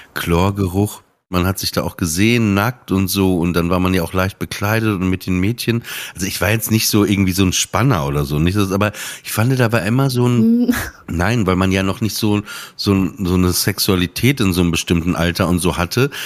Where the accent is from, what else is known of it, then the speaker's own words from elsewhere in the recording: Emsland, Lower Saxony, Germany; Ich komme aus dem Emsland, da haben die sich auch Ostfriesenwitze erzählt.